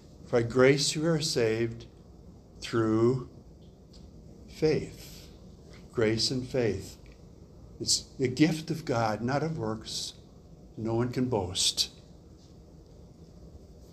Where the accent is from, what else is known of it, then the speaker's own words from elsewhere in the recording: Wisconsin, United States; I grew up in Wisconsin, and we had a pond near us